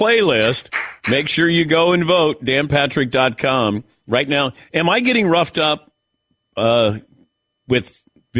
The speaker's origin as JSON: {"language": "English", "region": "Ohio", "country": "United States", "said": "I'm from Southern Ohio. Not Ohio. Deep south of Ohio."}